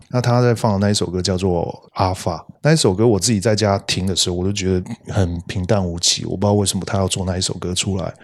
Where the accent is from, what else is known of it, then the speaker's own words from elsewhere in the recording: Tainan, Taiwan; 我是台南人